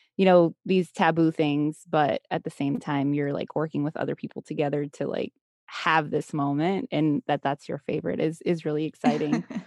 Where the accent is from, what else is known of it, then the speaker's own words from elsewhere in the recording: United States; growing up in the States here